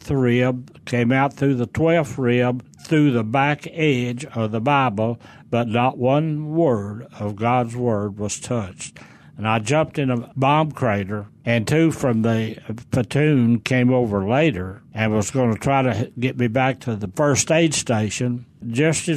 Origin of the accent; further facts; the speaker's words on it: Stone County, Arkansas, United States; I grew up in Stone County, Arkansas. The county seat was Mountain View